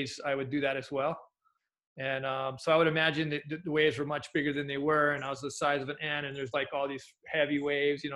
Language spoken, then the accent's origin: English; Hawaii, United States; also born or lived in Oahu / Big Island; growing up in Hawaii